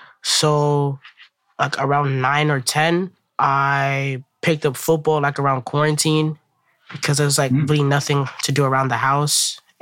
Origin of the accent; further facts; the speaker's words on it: New York City, New York, United States; So I was born in Brooklyn, New York. I'm 13 years old. I go to Erasmus. It's like 5 different schools in a campus. I'm in 8th grade.